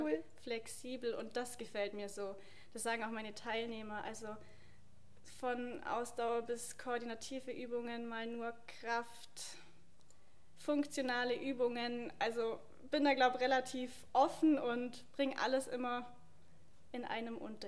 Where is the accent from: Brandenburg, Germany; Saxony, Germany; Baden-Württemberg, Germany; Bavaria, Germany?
Bavaria, Germany; Obergünzburg; Obergünzburg, wo ich ja bin